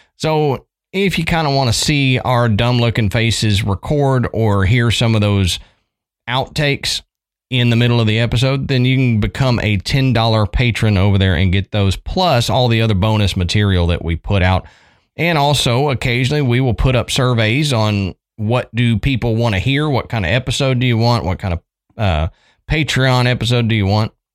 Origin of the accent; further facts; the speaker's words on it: Texas, United States; moved away as an adult; also born or lived in Tennessee; growing up in Texas